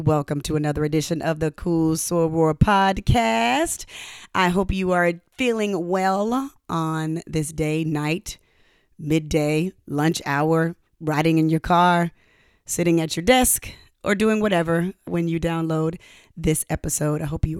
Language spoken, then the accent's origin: English; Decatur, Georgia, United States; born or raised there